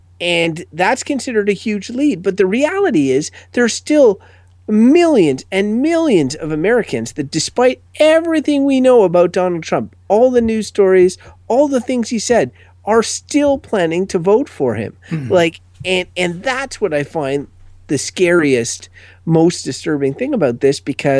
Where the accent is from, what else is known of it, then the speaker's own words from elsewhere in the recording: Canada; as a Canadian